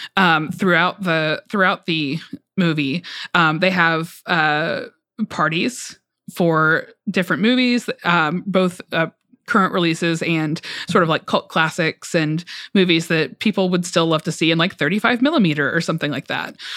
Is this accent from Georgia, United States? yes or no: yes; Georgia, United States; moved away; I am from Georgia, um, and my parents live in Metro Atlanta.